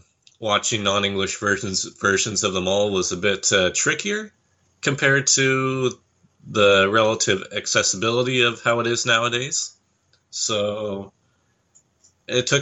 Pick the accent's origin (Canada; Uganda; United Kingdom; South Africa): Canada; here in Canada